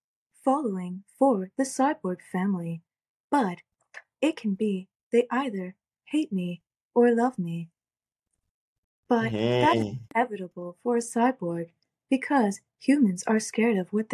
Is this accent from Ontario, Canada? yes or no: yes; Toronto, Ontario, Canada; I'm from Toronto, Ontario.